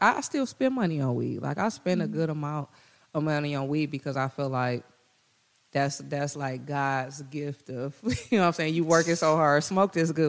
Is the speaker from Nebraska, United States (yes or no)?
no; Detroit, Michigan, United States; those who were born and raised in Detroit and like me, like, I could have spent my money buying property anywhere else, but I did it in Detroit, and they still giving me a hassle when I'm from here